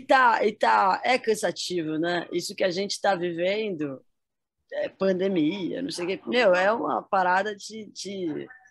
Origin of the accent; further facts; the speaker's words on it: São José dos Campos, São Paulo, Brazil; Eu nasci em São Paulo, mas eu vim para cá, para São José dos Campos, com um ano de idade, né? E aqui fiquei até os 19, 20.